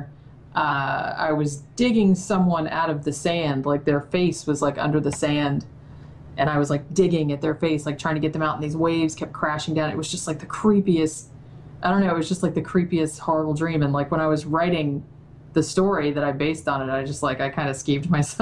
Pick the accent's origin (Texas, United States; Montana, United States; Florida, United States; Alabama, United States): Florida, United States; Daytona Beach; I grew up in Daytona Beach, Florida